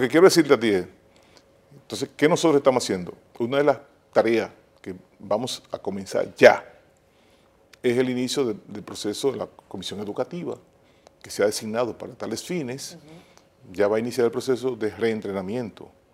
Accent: Nagua, María Trinidad Sánchez, Dominican Republic; ese es mi pueblo

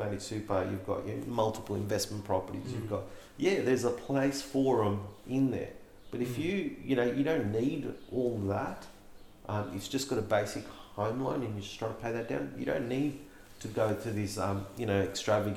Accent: Melbourne, Victoria, Australia; We grew up in West Sunshine

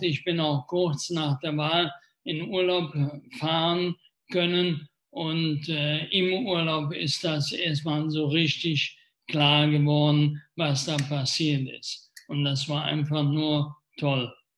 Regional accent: Wesseling, North Rhine-Westphalia, Germany; in meiner Heimatstadt

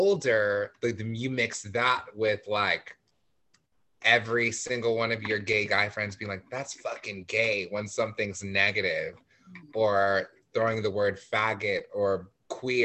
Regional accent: La Mirada, California, United States; I grew up in La Mirada, so I was surrounded by mostly white people

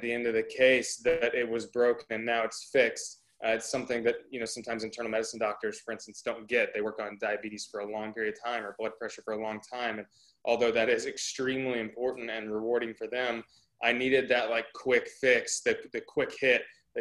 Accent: outside of the Dallas area, North Texas, United States; now in Nashville, United States; I grew up in North Texas, outside of the Dallas area

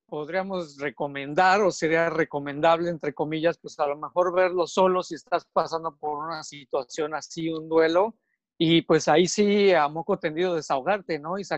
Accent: Mexico City, Mexico; pasé ahí toda mi niñez y mi adolescencia en Cuapa.

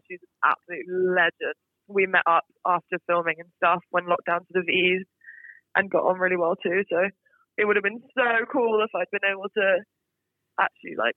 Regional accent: Singapore; Well, I, so I am British, but I grew up in Singapore. Oh, so wow. I was born and raised in Singapore. I lived there for 18 years, so literally till I went to uni

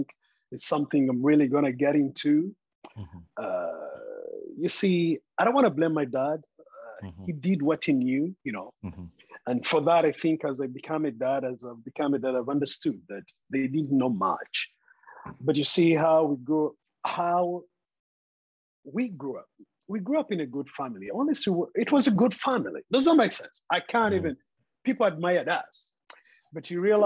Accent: Kampala, Central Region, Uganda; moved away as an adult; also born or lived in India; now in Bangkok, Thailand; I was born in Uganda, raised there. I went to school in Uganda. I was born around, I grew up around Machinga

